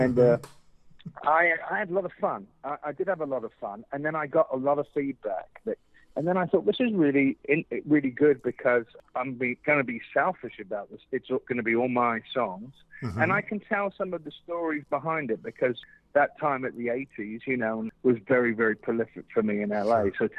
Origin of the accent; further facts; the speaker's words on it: England, United Kingdom; And so as a child growing up in England, I was always enamored by the radio stations